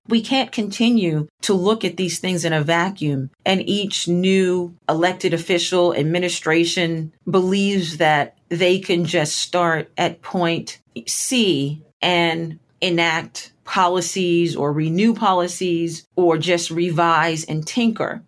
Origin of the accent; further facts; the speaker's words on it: Huntsville, Alabama, United States; moved away; I spent a good portion of my formative years growing up in Huntsville, Alabama